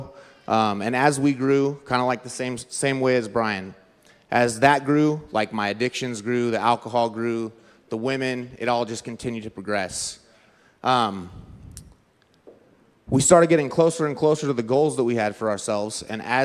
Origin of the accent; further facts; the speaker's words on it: Southern California, United States; I'm from Southern California.